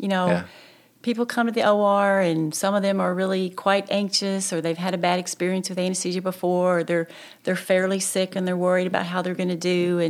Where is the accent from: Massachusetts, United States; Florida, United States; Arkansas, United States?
Arkansas, United States; Little Rock; also born or lived in Hot Springs; now in Conway, United States; I grew up in Little Rock, and that's where I went to med school and did my residencies. And when I graduated from the anesthesia program, I was in Hot Springs briefly, and then I came to Conway to take this job.